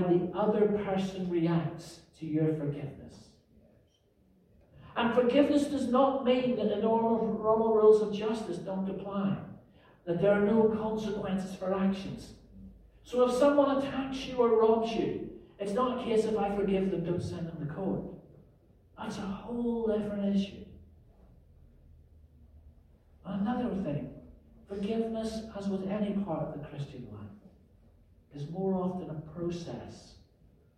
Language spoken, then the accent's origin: English; Northern Ireland, United Kingdom; the 30-year troubles that consumed my home country when I was growing up